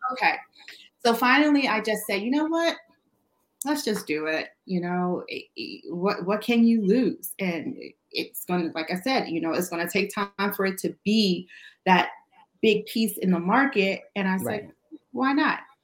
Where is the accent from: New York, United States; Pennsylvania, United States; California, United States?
New York, United States; New York City; moved away; I'm originally from Brooklyn